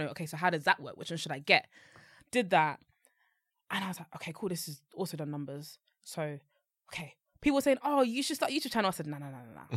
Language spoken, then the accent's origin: English; London, United Kingdom; I grew up and lived until last year, November, in Newham, in East London